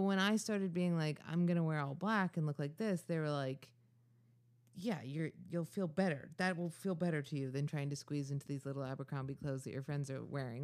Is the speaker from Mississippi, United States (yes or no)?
no; Ithaca, New York, United States; I'm from Ithaca, New York.